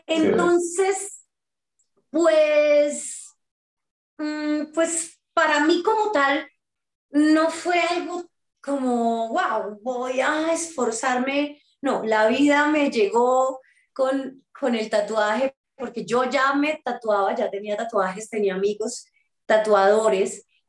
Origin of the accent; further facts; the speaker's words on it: Bucaramanga, Santander, Colombia; moved away; also born or lived in Bogotá; visitaba mi tierra natal, Bucaramanga